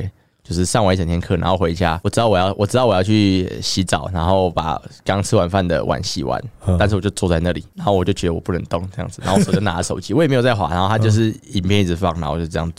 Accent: Taoyuan, Taiwan; now in Taipei, Taiwan; 我老家在桃园，这样说我老家桃园麻烦，就因为我家住有点像是。就是有点偏，有点偏僻啊，有点乡下的地方，所以我我从我台北这边要回去桃园老家

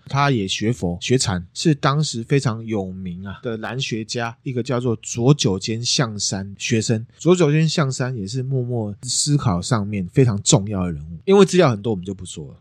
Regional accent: Taiwan; 但我们台湾人针对类似这样战争的事情

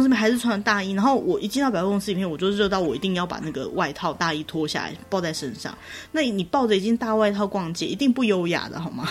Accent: Taiwan; 我们台湾人

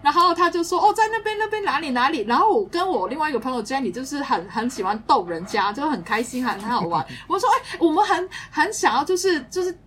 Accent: Hong Kong; 我们是香港来的朋友啦

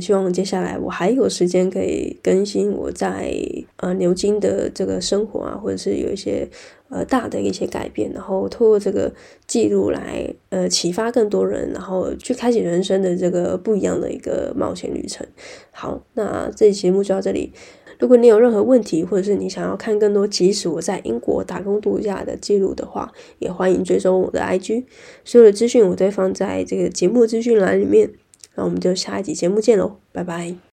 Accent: Taiwan; moved away as an adult; now in London, United Kingdom; 我从，呃，台湾之声来到英国异地

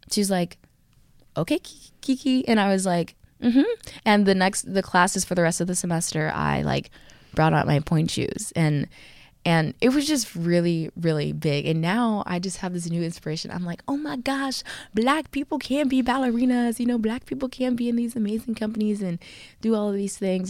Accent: Texas, United States; I'm from Texas

